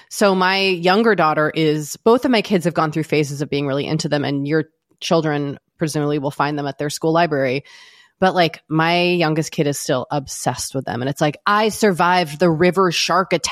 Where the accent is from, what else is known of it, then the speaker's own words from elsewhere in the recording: Boston, Massachusetts, United States; grew up in Boston?